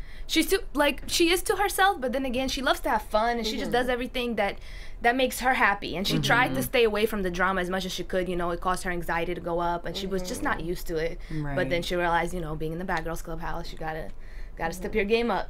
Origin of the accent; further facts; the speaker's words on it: Uzbekistan; moved away; born and raised in Uzbekistan.